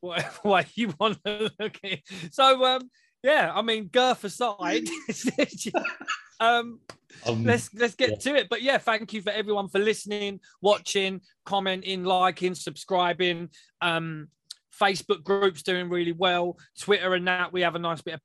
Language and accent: English; England, United Kingdom; we're English